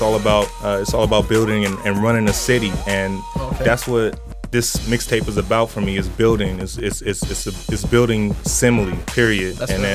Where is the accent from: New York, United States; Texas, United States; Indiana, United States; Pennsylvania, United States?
Texas, United States; Dallas; also born or lived in Milwaukee / Seattle / Los Angeles; Man, I'm from all over, man. I grew up in Dallas, Texas, man. I grew up in Milwaukee, Seattle. But my real home is here in Southern California, Los Angeles, and Pomona and the IE period, man.